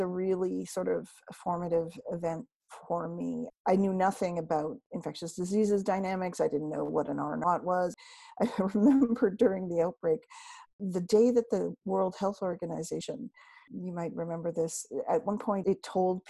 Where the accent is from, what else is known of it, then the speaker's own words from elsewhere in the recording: Canada; moved away; also born or lived in Toronto; I am from Canada, and I've been a reporter for about 40 years